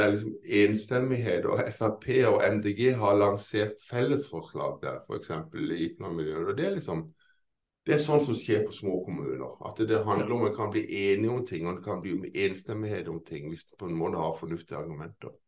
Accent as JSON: {"language": "Norwegian", "town": "Kristiansand", "region": "Agder", "country": "Norway", "moved": "yes", "lives_now": "Lillesand, Norway", "said": "egentlig er jeg fra Kristiansand, men jeg bor i nabokommunen Lillesand"}